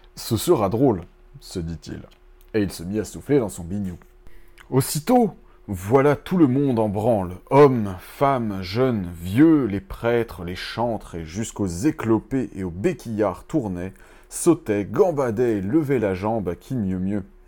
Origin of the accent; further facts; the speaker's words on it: Breton, Brittany, France; en tant que breton